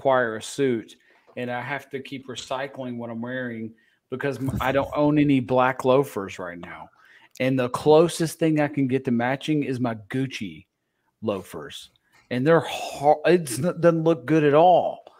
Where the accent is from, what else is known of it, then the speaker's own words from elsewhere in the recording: the South, United States; we're from the South